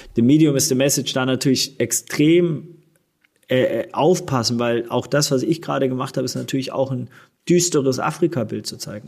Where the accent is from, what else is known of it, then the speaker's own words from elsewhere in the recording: Swabia, Baden-Württemberg, Germany; moved away; also born or lived in Hamburg; wir sind, wie gesagt, alle zusammen aufgewachsen im Schwabenland